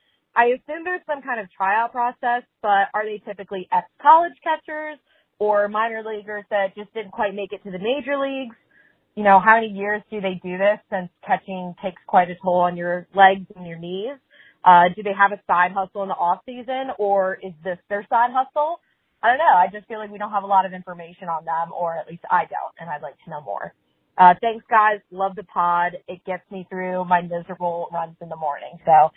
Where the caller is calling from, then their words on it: Alexandria, Virginia, United States; I'm calling from Alexandria, Virginia.